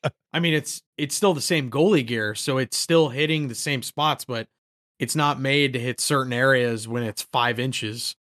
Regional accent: College Park, Maryland, United States; I grew up around College Park

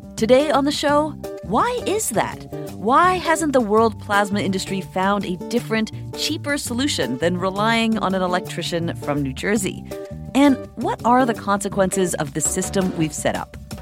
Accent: Canada; moved away; my home country of Canada

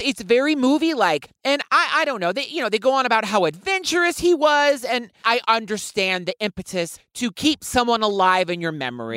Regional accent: United States; I am American

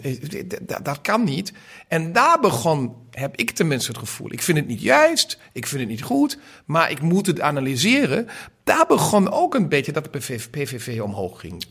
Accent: Germany; als Duitse Liberaal

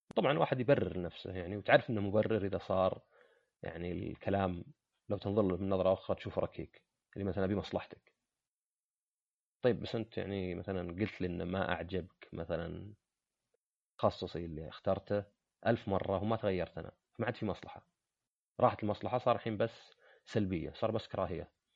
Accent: Saudi Arabia; عندنا في السعودية

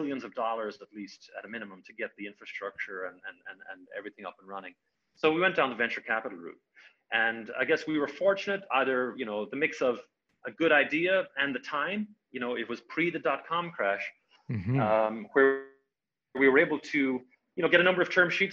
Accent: Ireland; moved away as an adult; also born or lived in California; now in United States; I had come over to the United States, I'm Irish originally, come over to the United States in 1997

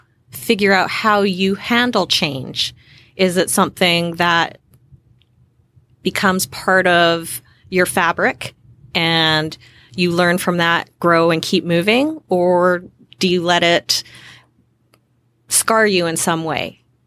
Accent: Western Canada, Canada; So I grew up, born and raised in Western Canada.

